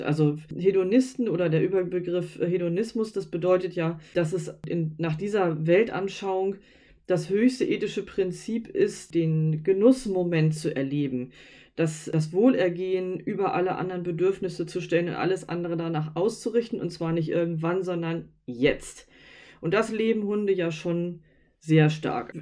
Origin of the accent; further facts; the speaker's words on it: Northern Germany, Germany; wir kommen ja aus Norddeutschland